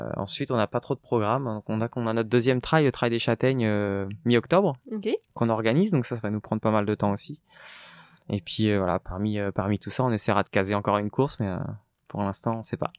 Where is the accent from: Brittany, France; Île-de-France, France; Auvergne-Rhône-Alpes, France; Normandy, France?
Normandy, France; now in Paris region, France; je venais de la campagne, de la Normandie